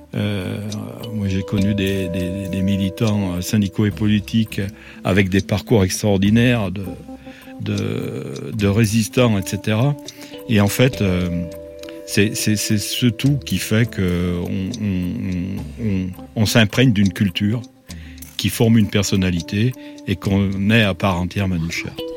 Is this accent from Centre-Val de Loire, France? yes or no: no; Saint-Étienne, Auvergne-Rhône-Alpes, France; Je suis né à Saint-Étienne.